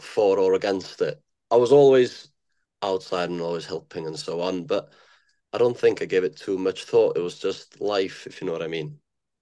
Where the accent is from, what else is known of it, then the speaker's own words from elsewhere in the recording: Llŷn Peninsula, northwest Wales, United Kingdom; also born or lived in Aberystwyth / New Zealand; born and raised in the Llyn Peninsula, northwest Wales.